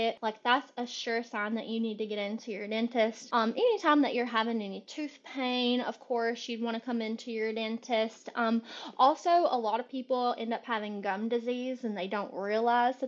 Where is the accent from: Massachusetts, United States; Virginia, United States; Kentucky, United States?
Kentucky, United States; now in Charlotte, United States; I'm originally from Kentucky.